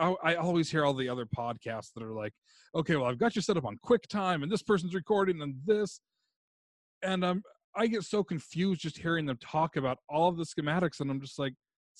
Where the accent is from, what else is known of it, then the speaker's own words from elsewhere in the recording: Utah, United States; now in Los Angeles, United States; I grew up in Utah.